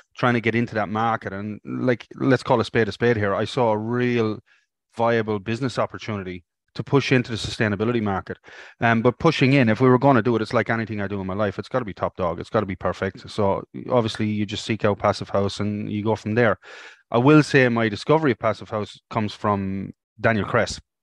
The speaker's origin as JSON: {"language": "English", "country": "Ireland", "moved": "as an adult", "lives_now": "Australia", "said": "ended up back in Ireland"}